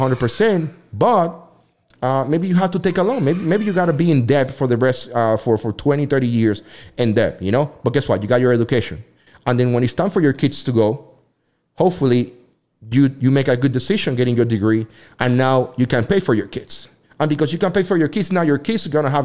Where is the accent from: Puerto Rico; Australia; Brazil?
Puerto Rico; English is a second language; now in United States; I'm from Puerto Rico and I come from a very mixed family